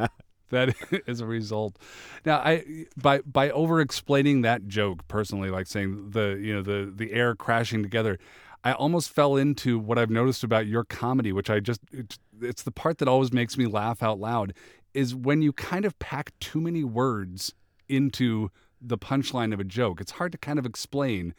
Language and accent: English; Seattle, Washington, United States; moved away; I'm originally from Seattle